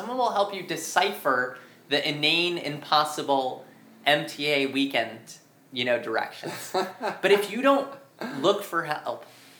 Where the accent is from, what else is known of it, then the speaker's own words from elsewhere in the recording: New York City, New York, United States; And I'm a New Yorker